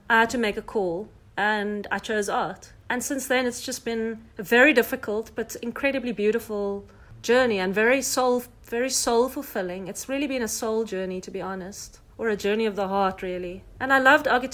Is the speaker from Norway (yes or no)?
no; South Africa; who I really was as a South African